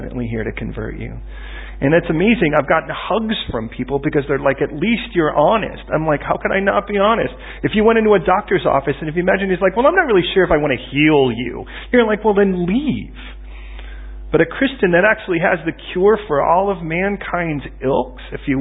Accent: United States; I'm American

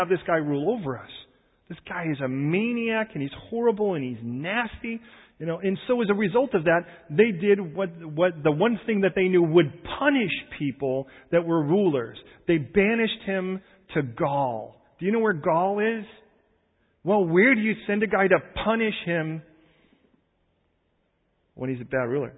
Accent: Chicago, Illinois, United States; I was born in Chicago

